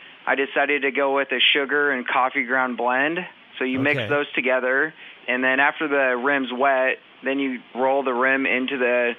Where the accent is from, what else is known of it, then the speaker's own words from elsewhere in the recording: Seattle, Washington, United States; moved away as an adult; now in Beaumont, United States; I'm actually from Seattle, Washington. So I've been down here about an hour or a year and a half.